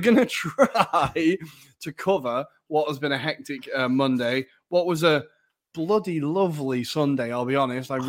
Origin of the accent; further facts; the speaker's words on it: United Kingdom; now in Italy; being a British citizen